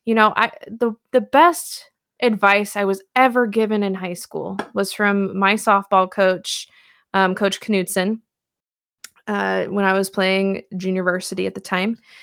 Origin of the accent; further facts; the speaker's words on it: Puyallup, Washington, United States; from my hometown of Puyallup